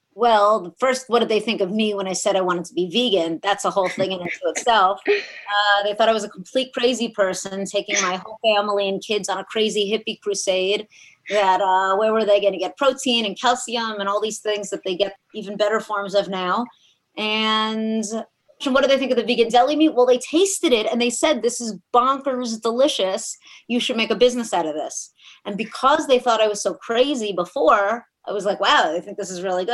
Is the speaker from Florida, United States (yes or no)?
yes; South Florida, United States; also born or lived in New York City / Miami / Boca Raton; So South Florida is really where I grew up.